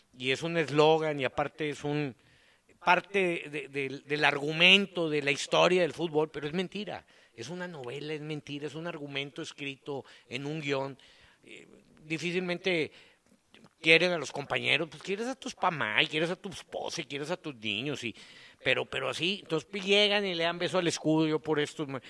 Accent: Monterrey, Nuevo León, Mexico; nosotros somos los chilangos para los de Saltillo, para los de Torreón

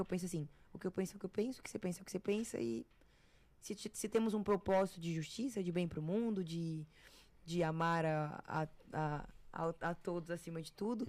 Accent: Florianópolis, Santa Catarina, Brazil; now in São Paulo, Brazil; eu cresci no Campeche

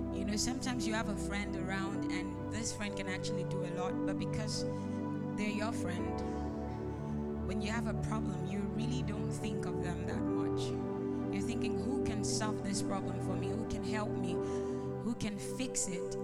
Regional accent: Nigeria; I'm from Nigeria

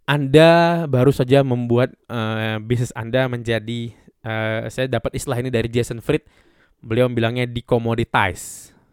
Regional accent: Medan, North Sumatra, Indonesia; bukan hanya karena saya orang Medan terus ini makanan khas Medan

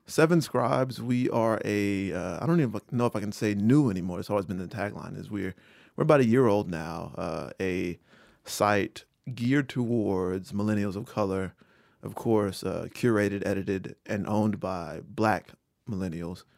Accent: Rocky Mount, North Carolina, United States; From Rocky Mount, North Carolina

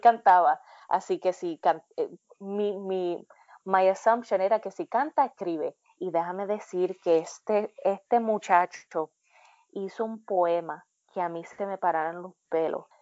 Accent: Puerto Rico; moved away as an adult; now in United States; cuando yo me fui de Puerto Rico

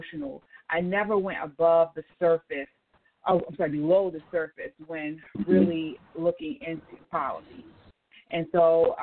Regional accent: Baltimore, Maryland, United States; born and raised in Baltimore City, Maryland.

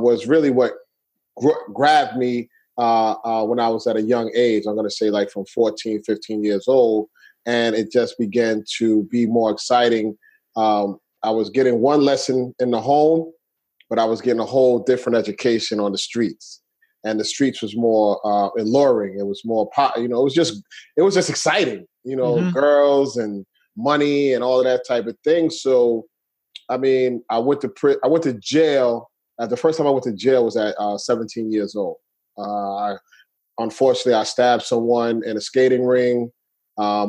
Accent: New York City, New York, United States; I grew up in Brooklyn, New York. I'm from Brooklyn, New York

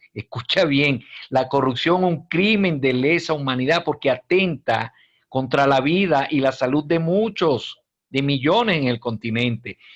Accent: Venezuela; now in Peru

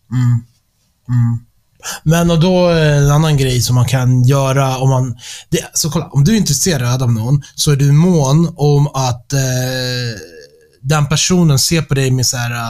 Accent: Stockholm, Stockholm County, Sweden; Jag växte upp i Stockholm

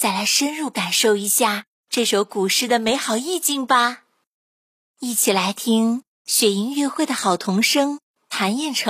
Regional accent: China; 我们中国人

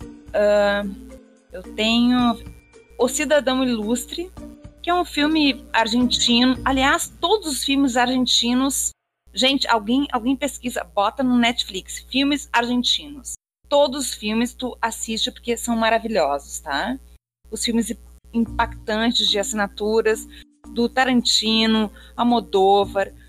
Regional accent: Porto Alegre, Rio Grande do Sul, Brazil; now in Rio de Janeiro, Brazil; eu sou de Porto Alegre, mas moro no Rio de Janeiro

